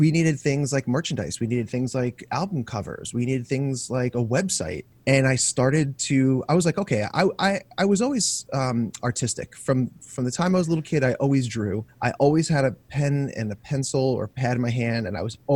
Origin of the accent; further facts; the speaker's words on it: Long Island, New York, United States; I was born and raised in Long Island.